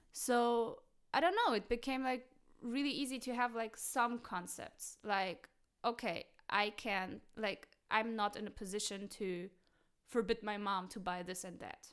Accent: Berlin, Germany; growing up in West Berlin in a German kindergarten

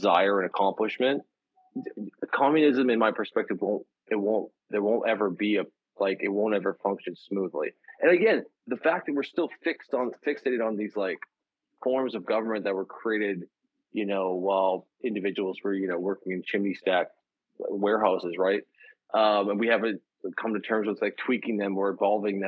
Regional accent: Canada; I'm a Canadian

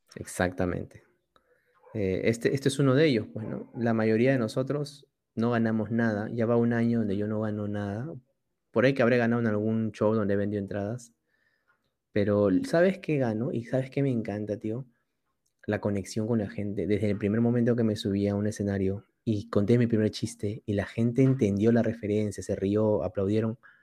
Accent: Lima, Peru; yo soy limeño, soy el típico limeñito huevón

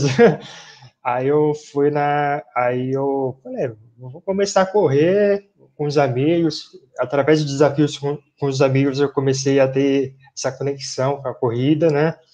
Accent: Mirandópolis, São Paulo, Brazil; now in São Paulo, Brazil; Eu sou natural de Mirandópolis, sou do interior de São Paulo, perto de Araçatuba, na verdade.

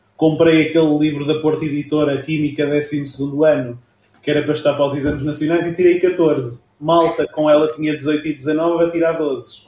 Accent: Portugal; Nós, nós somos portugueses

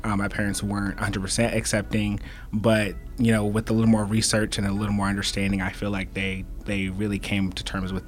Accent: Wichita, Kansas, United States; I'm from Wichita, Kansas, born and raised

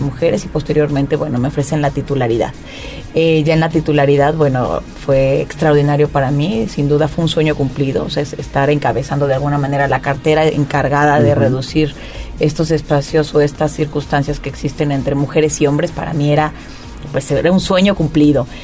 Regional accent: Puebla, Mexico; moved away as an adult; also born or lived in Spain; soy una mujer poblana, nací en Puebla Capital

